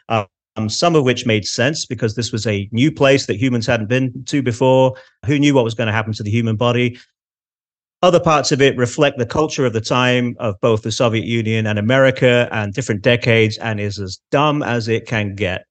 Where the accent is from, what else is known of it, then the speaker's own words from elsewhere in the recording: Manchester, North West England, United Kingdom; accent: Manchester; my Manchester accent